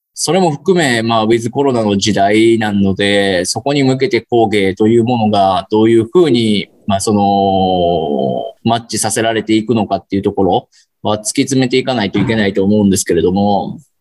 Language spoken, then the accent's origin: Japanese; Kyoto, Japan; 僕も京都人なんですけ